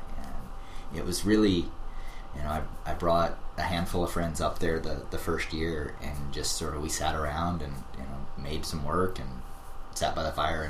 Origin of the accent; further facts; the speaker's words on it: Hawaii, United States; moved away as an adult; also born or lived in Alaska / California / Boston; I moved to Hawaii basically when I was like 4 or 5 years old mm-hmm. and spent the rest of my sort of schooling and high school there mm-hmm. and then moved to California for college